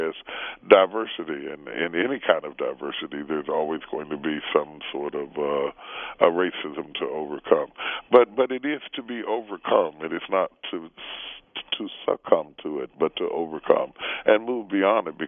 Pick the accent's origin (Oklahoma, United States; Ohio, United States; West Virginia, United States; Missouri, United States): West Virginia, United States; we grew up in West Virginia.